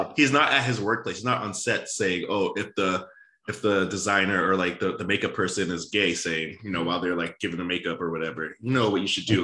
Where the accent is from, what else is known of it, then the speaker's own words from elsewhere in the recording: Boston, Massachusetts, United States; I always root for my hometown